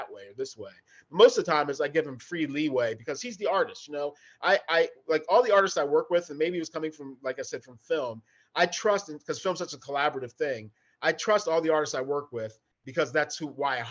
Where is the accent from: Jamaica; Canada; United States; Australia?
United States; Hagerstown, Maryland; moved away; also born or lived in Baltimore, Maryland; I grew up in Western Maryland, up in Hagerstown area there, along the Pennsylvania border.